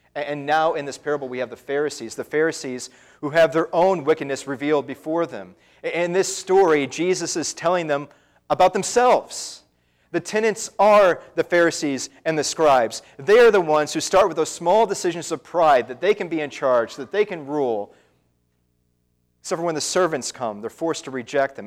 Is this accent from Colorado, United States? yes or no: no; Indiana, United States; moved away as an adult; also born or lived in Wisconsin; my home in Indiana